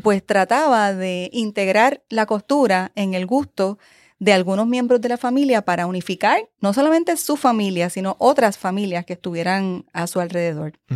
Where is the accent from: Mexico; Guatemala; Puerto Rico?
Puerto Rico; San Juan; also born or lived in Spain; soy de San Juan. Eh, de San Juan, de Río Piedras, San Juan, Puerto Rico